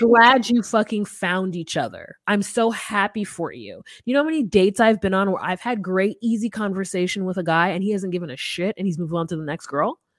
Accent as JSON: {"language": "English", "country": "United States", "said": "as an American"}